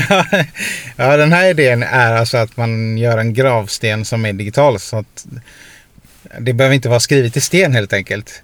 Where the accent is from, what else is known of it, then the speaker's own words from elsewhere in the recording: Sweden; i Sverige är vi så här